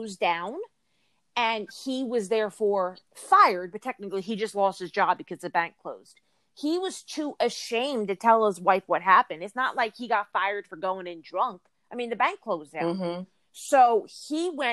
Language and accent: English; New Jersey, United States; I'm from New Jersey, but I'm from South, so very far away from there.